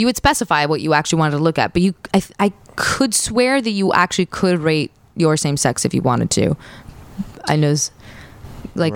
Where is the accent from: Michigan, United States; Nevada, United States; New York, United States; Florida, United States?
Florida, United States; Kendall; I grew up in Kendall forever